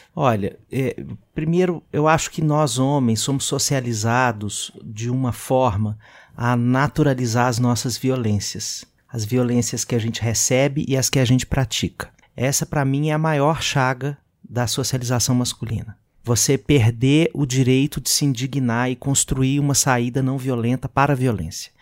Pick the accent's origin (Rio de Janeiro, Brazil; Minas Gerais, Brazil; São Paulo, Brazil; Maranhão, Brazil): Minas Gerais, Brazil; Belo Horizonte; moved away; eu sou Belo Horizontino, eu sou mineiro